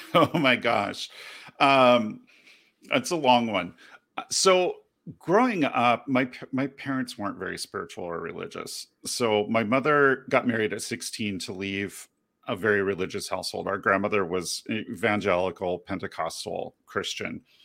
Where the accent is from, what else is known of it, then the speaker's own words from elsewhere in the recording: United Kingdom; as a young child growing up in Great Britain